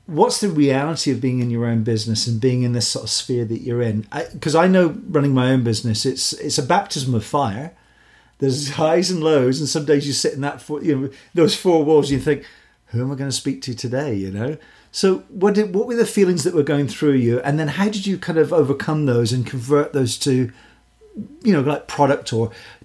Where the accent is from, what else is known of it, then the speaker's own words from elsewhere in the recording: Glasgow, Scotland, United Kingdom; I come from the Scots are gregarious people. You know, you're born in Glasgow and you get on a Glasgow bus, you know somebody's life story in 2 minutes.